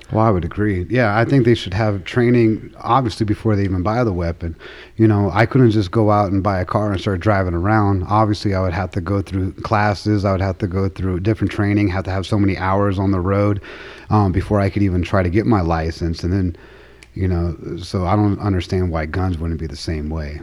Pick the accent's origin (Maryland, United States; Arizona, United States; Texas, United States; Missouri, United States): Arizona, United States; Tucson; moved away as an adult; now in Colorado Springs, United States; I'm from uh, Tucson, Arizona. I was born there, um, was raised there until I was 20 years old before I joined the Army